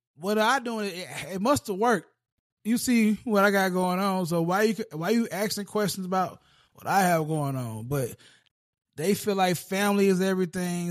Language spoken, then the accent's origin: English; the South, United States; being down south. uh, being a Southerner